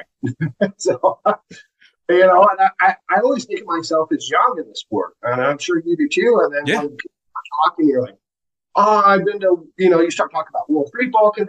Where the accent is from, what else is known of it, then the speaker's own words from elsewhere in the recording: Springfield, Missouri, United States; I'm from Springfield, Missouri, originally